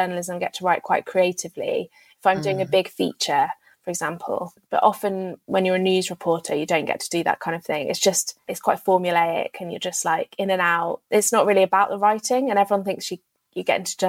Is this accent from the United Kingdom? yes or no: yes; United Kingdom; also born or lived in London / Berlin; being a Brit in Germany